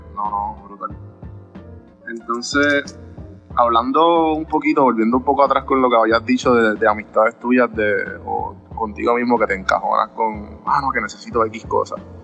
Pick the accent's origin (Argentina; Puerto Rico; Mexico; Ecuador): Puerto Rico; Guaynabo; now in Atlanta, United States; Yo soy de Guaynabo